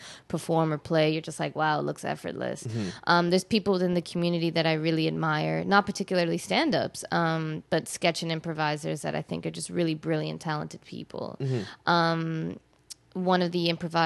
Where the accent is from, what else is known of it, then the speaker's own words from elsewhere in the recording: Canada; also born or lived in London, United Kingdom / Mauritius (ancestry); I was born in the UK and then raised in Canada.